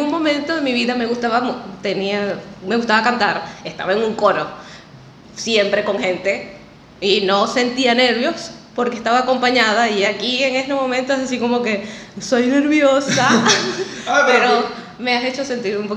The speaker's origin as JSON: {"language": "Spanish", "region": "Apure", "country": "Venezuela", "moved": "as an adult", "said": "Salí desde Puerto Paz con mi novio. Salimos, emigré en pareja."}